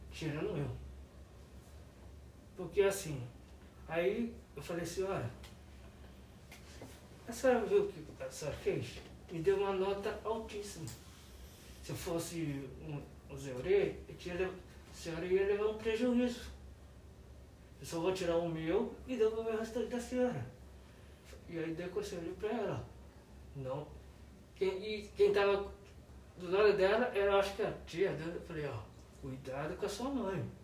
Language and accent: Portuguese; Resende, Rio de Janeiro, Brazil; Para quem não sabe, eu vim de Resende, do Rio de Janeiro.